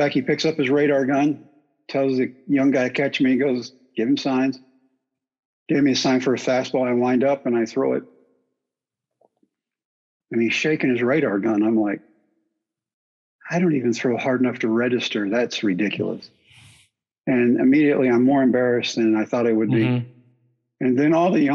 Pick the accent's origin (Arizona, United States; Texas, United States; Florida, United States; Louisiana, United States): Texas, United States; Brownwood; my hometown of Brownwood